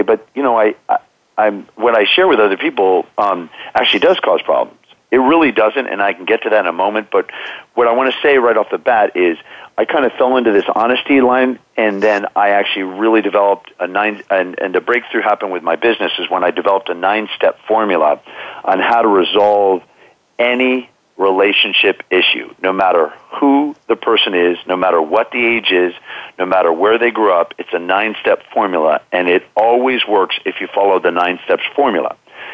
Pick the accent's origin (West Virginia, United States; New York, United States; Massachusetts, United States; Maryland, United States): Maryland, United States; Bethesda; I grew up in Bethesda, Maryland.